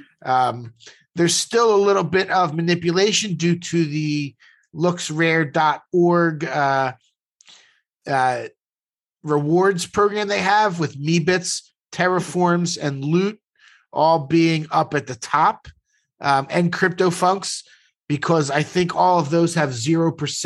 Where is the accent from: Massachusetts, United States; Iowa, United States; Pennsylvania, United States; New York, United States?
Pennsylvania, United States; Philadelphia; We grew up in Northeast Philly, went to rival high schools